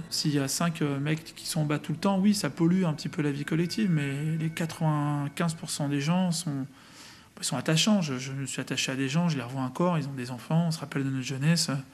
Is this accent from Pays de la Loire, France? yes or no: no; Vitry-sur-Seine, Île-de-France, France; j'ai grandi à Vitry-sur-Seine dans le 94